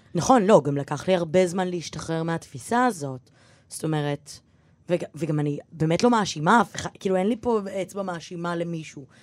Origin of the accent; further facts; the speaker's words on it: Givatayim, Tel Aviv District, Israel; ואני גדלתי בגבעתיים